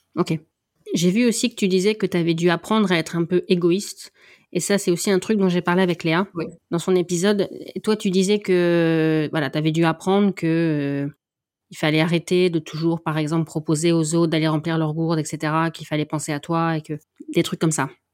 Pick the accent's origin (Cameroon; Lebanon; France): France; en tant que française